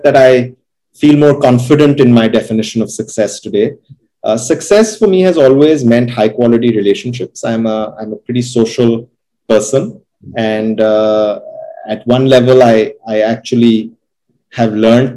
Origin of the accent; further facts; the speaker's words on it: Lucknow, Uttar Pradesh, India; also born or lived in London; growing up in Lucknow